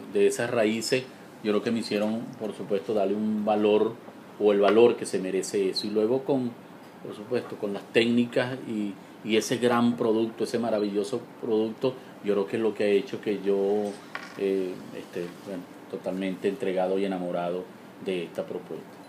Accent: Amazonas, Venezuela; mi región, de Amazonas

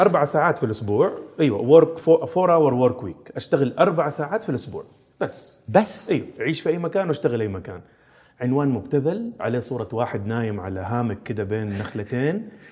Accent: Jeddah, Makkah Province, Saudi Arabia; also born or lived in Austria; مدينة جدة هي مدينتي تربيت فيها عشت فيها إلين مرحلة الجامعة

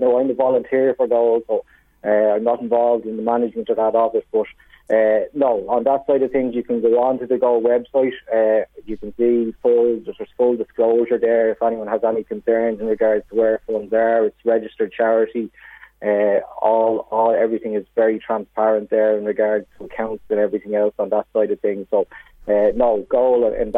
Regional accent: Dublin, Leinster, Ireland; moved away as an adult; now in Navan, Ireland; I'm not from Navan originally. I'm from Ringsend in Dublin originally

